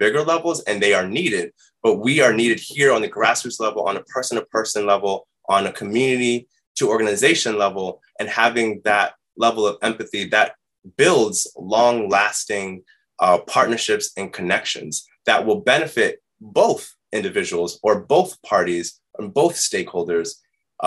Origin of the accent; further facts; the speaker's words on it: New York City, New York, United States; growing up in New York City